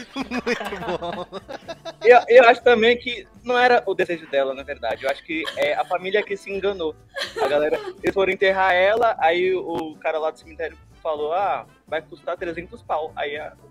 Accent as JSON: {"language": "Portuguese", "region": "São Paulo", "country": "Brazil", "said": "eu sou aqui de São Paulo, sou comediante"}